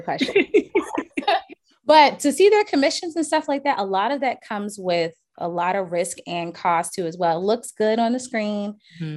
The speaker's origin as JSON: {"language": "English", "town": "Charleston", "region": "South Carolina", "country": "United States", "said": "I'm from Charleston, South Carolina"}